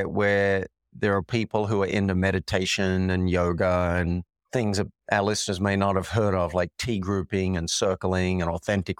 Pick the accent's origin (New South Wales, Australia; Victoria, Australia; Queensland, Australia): New South Wales, Australia; Sydney; moved away as an adult; also born or lived in New York; now in Boulder, United States; I'm from Sydney, Australia.